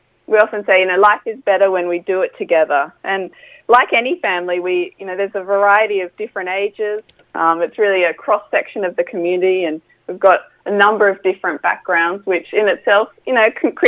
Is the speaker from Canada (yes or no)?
no; Australia; now in Bournemouth, United Kingdom; coming from Australia where everything's, you know, young and fresh